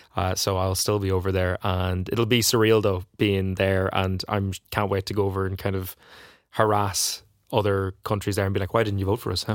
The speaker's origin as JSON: {"language": "English", "area": "Donegal", "region": "Ulster", "country": "Ireland", "said": "I'm from Donegal"}